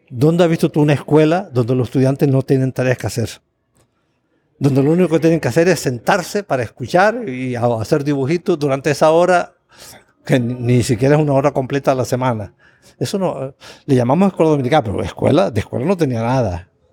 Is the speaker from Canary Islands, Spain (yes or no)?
yes; Canary Islands, Spain; moved away as an adult; now in Costa Rica; Canarias, de donde soy originario